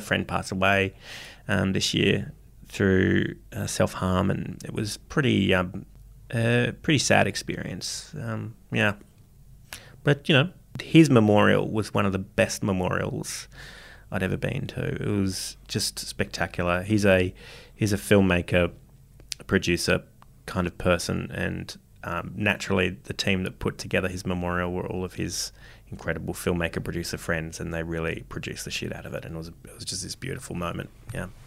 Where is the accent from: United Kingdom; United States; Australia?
Australia; Parramatta, New South Wales; someone growing up in Parramatta and, uh, Parramatta City Council, um, area